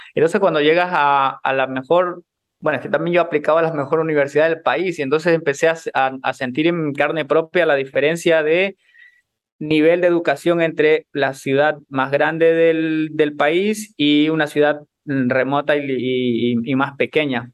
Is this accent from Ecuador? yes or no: yes; Ecuador; como emprendedores ecuatorianos